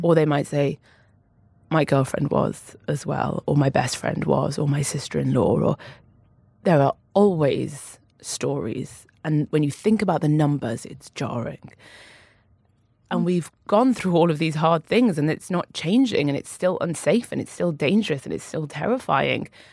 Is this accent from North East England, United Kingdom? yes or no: yes; Newcastle upon Tyne, North East England, United Kingdom; moved away; also born or lived in London; I grew up in Newcastle. My family are still in Newcastle. I'm a northern lass.